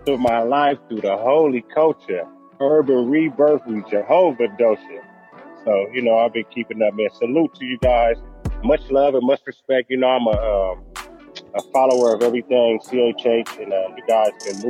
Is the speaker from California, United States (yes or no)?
yes; Vallejo, California, United States; I'm from a small town called Vallejo. And this is the place where the hyphy movement and all of that was birthed. And I was born in the Country Club Press, right where Mac Dre is from, same block. And I was raised